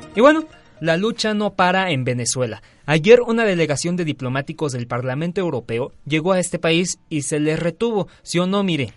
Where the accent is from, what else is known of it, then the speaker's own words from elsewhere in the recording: Tlaxcala, Mexico; moved away; mi pueblo ahí en Tlaxcala